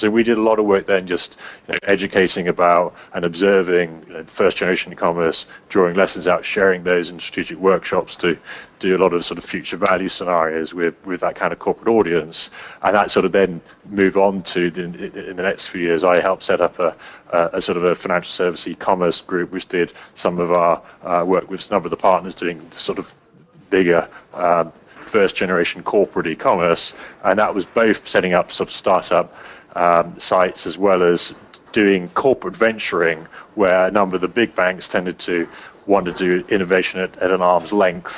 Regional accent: England, United Kingdom; also born or lived in New York; an English guy in New York

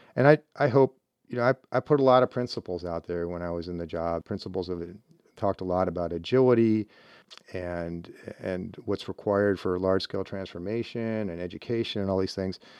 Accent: Cleveland, Ohio, United States; moved away as an adult; I grew up in Northeast Ohio and Cleveland

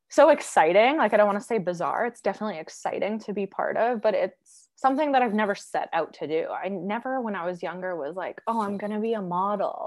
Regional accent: Alberta, Canada; growing up in Alberta

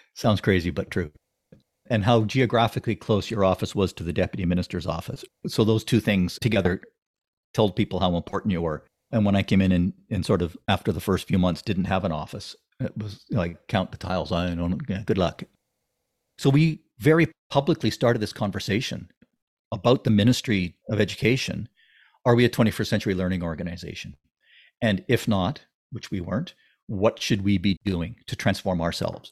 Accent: Ontario, Canada; now in British Columbia, Canada; I grew up in Ontario and went to school in Ontario

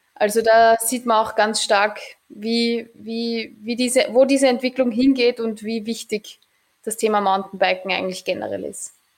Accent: Mödling, Lower Austria, Austria; ich bin eigentlich am Anhänger groß geworden

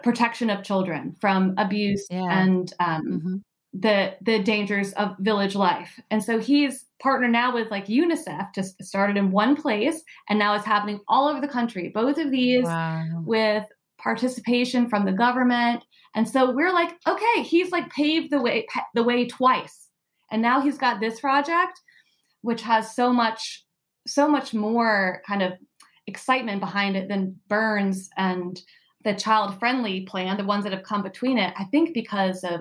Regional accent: United States; also born or lived in Oregon; I'm American

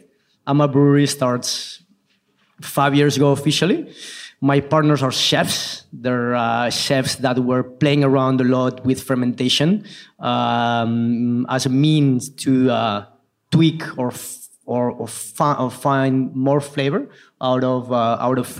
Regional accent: La Rioja, Spain; also born or lived in Irun, Basque Country; I was really lucky to have grown up in a farm in La Rioja

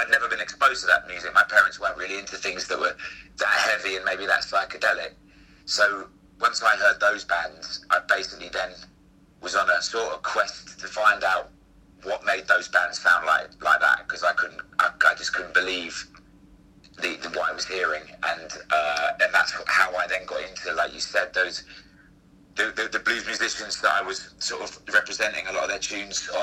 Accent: London, United Kingdom; the school that I grew up in Camden

